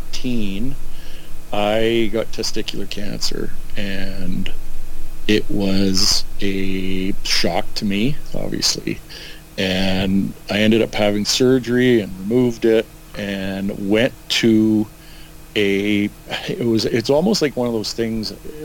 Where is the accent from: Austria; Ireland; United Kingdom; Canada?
Canada; Edmonton, Alberta; now in Kamloops, Canada; growing up in Edmonton and moving to Kamloops.